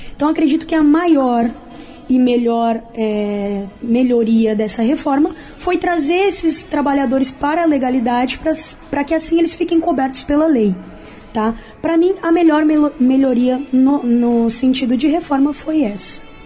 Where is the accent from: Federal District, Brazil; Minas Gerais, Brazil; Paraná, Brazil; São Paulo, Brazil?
São Paulo, Brazil; moved away as an adult; now in Rio de Janeiro, Brazil; eu também sou de São Paulo, pastor, mas a minha história com o Rio já é bastante antiga. Venho para cá desde criança e já estou morando aqui há seis anos